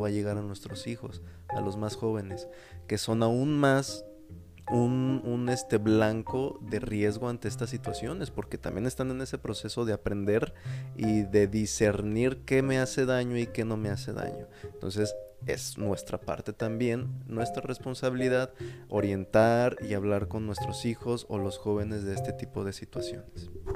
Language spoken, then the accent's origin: Spanish; Mexico; nosotros como mexicanos